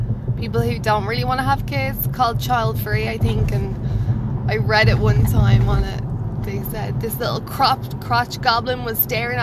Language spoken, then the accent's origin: English; Ireland; I'm Irish, so we just say Jeep